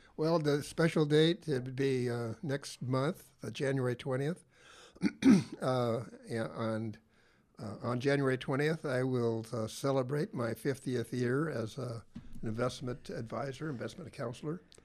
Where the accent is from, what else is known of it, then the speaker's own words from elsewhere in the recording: Tillamook, Oregon, United States; I grew up in Taylor, Oregon.